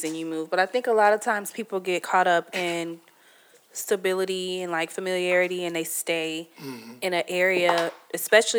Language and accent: English; Bloomington, Illinois, United States; moved away as an adult; my hometown is a beautiful place